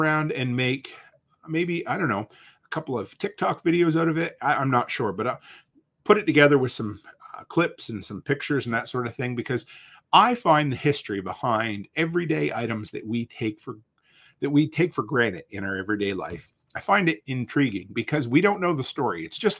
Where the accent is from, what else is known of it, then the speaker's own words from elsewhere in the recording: Canada; We always have to apologize because we're frigging Canadian.